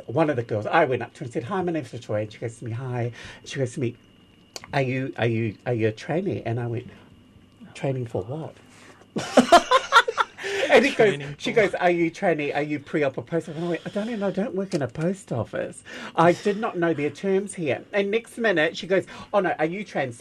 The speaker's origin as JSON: {"language": "English", "country": "Samoa", "tie": "born or raised there", "also_born_or_lived": "New Zealand", "moved": "as an adult", "lives_now": "Australia", "said": "originally born in New Zealand, background is Samoan German, brought up in Samoa till I was around about 20 and then came to back to New Zealand and then to Australia"}